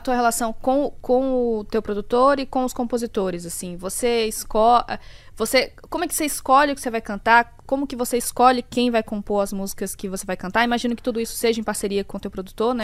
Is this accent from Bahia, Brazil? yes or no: yes; Bahia, Brazil; now in São Paulo, Brazil; sou da Bahia